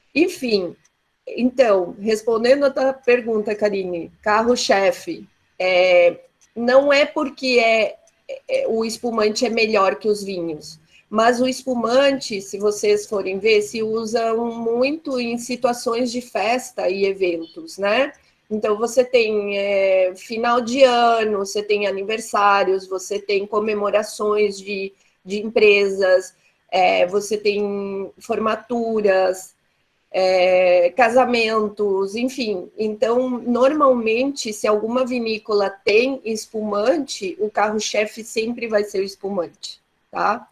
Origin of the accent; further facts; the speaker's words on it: Santa Catarina, Brazil; nos dar muito orgulho como catarinenses